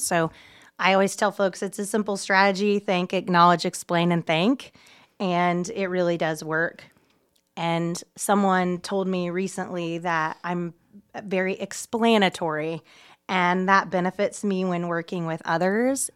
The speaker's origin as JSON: {"language": "English", "town": "Muncie", "region": "Indiana", "country": "United States", "tie": "born or raised there", "said": "I was raised here in Muncie"}